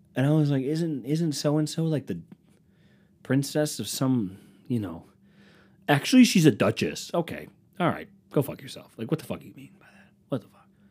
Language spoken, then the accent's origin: English; United States; I'm American